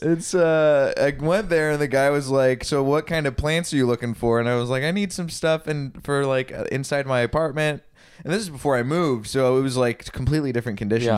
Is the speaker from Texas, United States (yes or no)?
yes; Texas, United States; I grew up in Texas